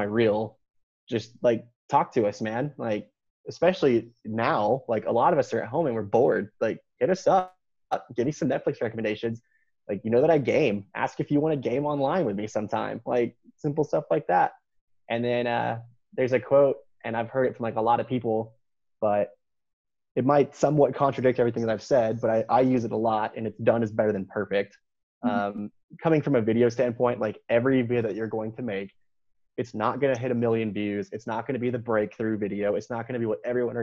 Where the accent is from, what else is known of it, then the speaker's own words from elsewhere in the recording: Texas, United States; now in Carolina, United States; I'm a born and raised Texan.